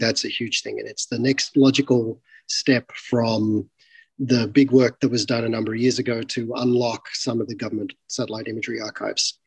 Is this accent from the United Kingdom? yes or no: no; Australia; moved away; I'm originally from Australia